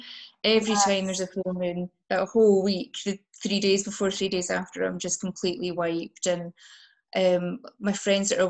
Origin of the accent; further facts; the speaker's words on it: Highlands of Scotland, United Kingdom; moved away as an adult; now in Glasgow, United Kingdom; I grew up in the Highlands of Scotland